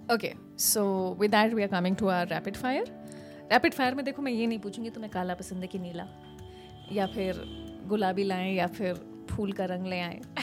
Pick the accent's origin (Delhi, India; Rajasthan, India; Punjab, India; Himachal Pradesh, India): Rajasthan, India; Kota; मैं कोटा से हूँ